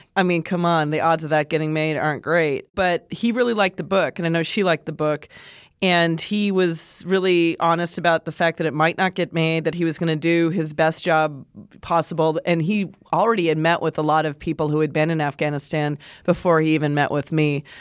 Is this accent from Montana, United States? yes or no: yes; Montana, United States; moved away; I'm from Montana